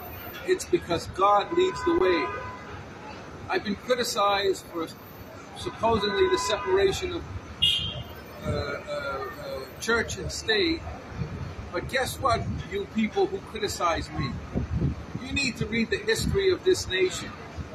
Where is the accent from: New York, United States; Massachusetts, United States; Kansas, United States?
Massachusetts, United States; Revere; at St. Paul's Church. … I grew up in Revere, as in Paul Revere.